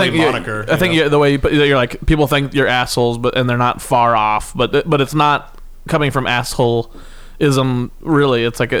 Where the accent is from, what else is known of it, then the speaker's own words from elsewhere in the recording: Kansas, United States; I'm from Kansas, where everyone's just sweet as pie.